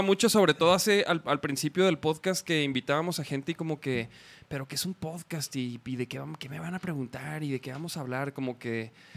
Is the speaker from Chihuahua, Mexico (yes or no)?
yes; Chihuahua, Mexico; now in Guadalajara, Mexico; Yo soy de Chihuahua.